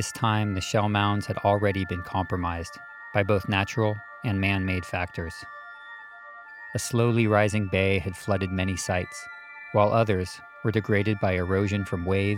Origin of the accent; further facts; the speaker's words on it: Mill Valley, California, United States; In the town of Mill Valley, where I grew up